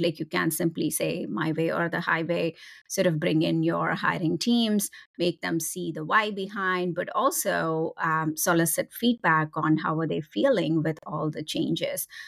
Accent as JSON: {"language": "English", "country": "India", "tie": "born or raised there", "moved": "as an adult", "lives_now": "United States", "said": "I was born and raised in India"}